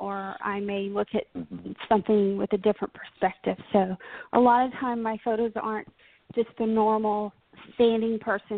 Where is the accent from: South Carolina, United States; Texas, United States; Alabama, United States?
Texas, United States; Paris; I grew up in North Texas in the little town called Paris, not France. So born and bred Texas gal.